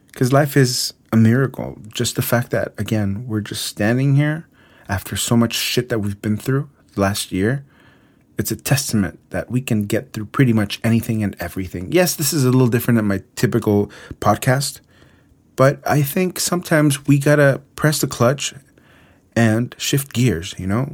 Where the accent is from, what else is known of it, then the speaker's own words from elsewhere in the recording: Mexico City, Mexico; moved away; Mexico City, my hometown